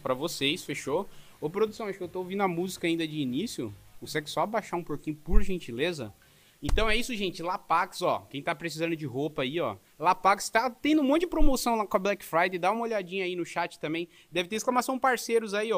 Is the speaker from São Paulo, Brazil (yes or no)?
yes; São Paulo, Brazil; now in Joinville, Brazil; Eu tô é. morando é. em Joinville agora, mas eu sou de São Paulo, né? Morei 21 anos lá